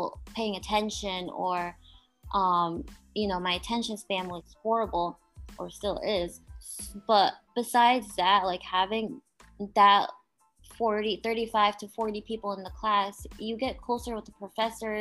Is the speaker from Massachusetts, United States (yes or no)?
yes; Boston, Massachusetts, United States; also born or lived in Rhode Island; I'm from the Boston area